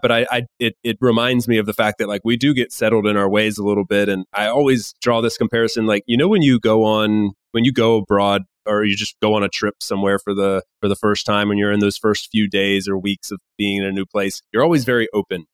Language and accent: English; United States; now in Spain; I'm from the U S